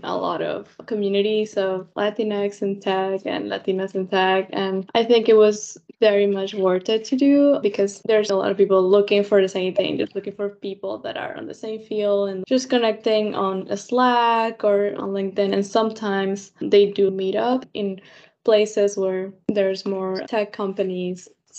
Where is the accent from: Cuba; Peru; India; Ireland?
Peru; English is a second language; now in United States; I'm from Peru